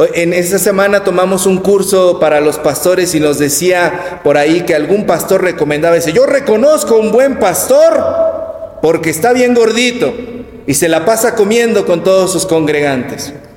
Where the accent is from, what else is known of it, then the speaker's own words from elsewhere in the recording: Mexico; nosotros como mexicanos vivimos rodeados del culto a la Virgen de Guadalupe